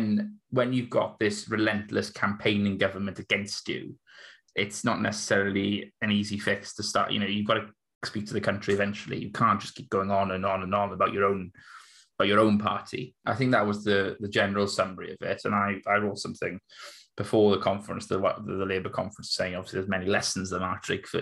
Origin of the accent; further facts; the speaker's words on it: Maerdy, Wales, United Kingdom; I grew up in Mardy, which obviously I think was known previously as Little Moscow.